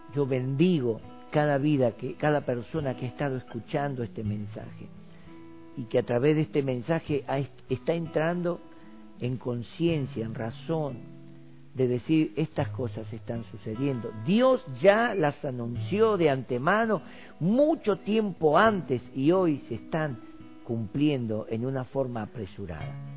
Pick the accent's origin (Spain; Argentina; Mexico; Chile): Argentina